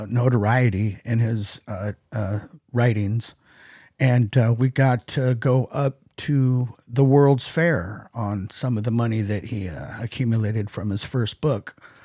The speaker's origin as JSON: {"language": "English", "town": "San Francisco", "region": "California", "country": "United States", "tie": "born or raised there", "also_born_or_lived": "Los Angeles", "said": "So I was born in LA, but then we quickly moved. I think by the time I was three, I was already up in the Bay Area, San Francisco"}